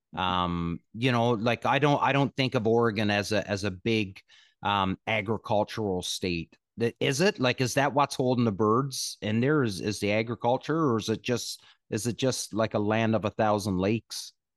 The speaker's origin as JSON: {"language": "English", "country": "Canada", "said": "I'm Canadian, right? Grew up playing hockey"}